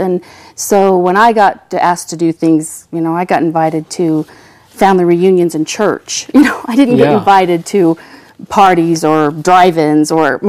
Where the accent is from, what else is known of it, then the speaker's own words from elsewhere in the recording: Rigby, Idaho, United States; also born or lived in Rexburg, Idaho; I was born in Rexburg, Idaho, and home of Ricks College, now BYU, Idaho. I lived about 12 miles south of there in a little teeny town called Rigby, Idaho. My folks were both sixth generation LDS. I am.